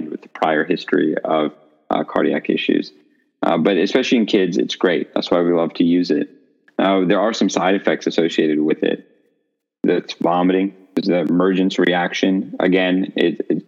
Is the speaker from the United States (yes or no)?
no; India; moved away; I'm from India.